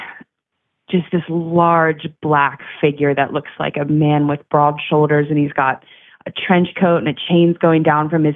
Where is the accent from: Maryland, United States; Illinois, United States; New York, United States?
Maryland, United States; now in Chicago, United States; I grew up in Maryland, about an hour north of Baltimore.